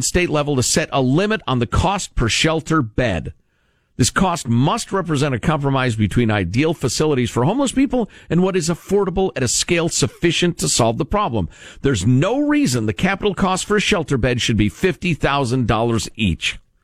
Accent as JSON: {"language": "English", "town": "Chicago", "region": "Illinois", "country": "United States", "tie": "born or raised there", "said": "Growing up in Chicagoland"}